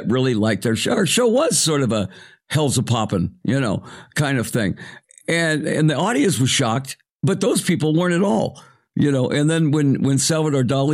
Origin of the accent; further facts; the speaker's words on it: Arizona, United States; moved away; I was a kid from Arizona